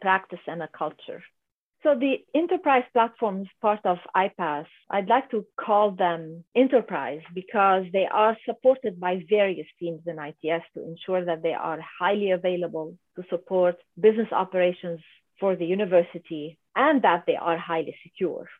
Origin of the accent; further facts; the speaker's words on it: Lebanon; moved away as an adult; now in San Diego, United States; I'm originally from Lebanon, uh, mm-hmm. from a little country in the Middle East by the Mediterranean Sea called Lebanon. And so I was born and raised there